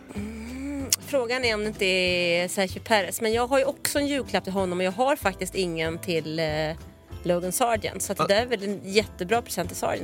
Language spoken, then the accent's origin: Swedish; Stockholm, Stockholm County, Sweden; accent: stockholmska; moved away as an adult; now in Skåne, Sweden; jag har ju 08 i själ och hjärta. Och dialektalt